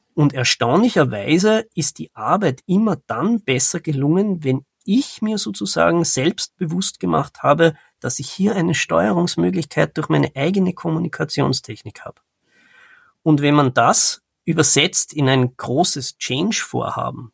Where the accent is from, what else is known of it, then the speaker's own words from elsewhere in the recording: Austria; Ich bin ähm, aus Österreich